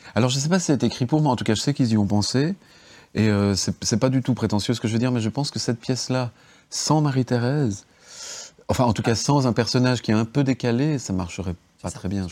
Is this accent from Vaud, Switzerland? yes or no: no; Geneva, Switzerland; also born or lived in Bardonnex; moi je suis de Genève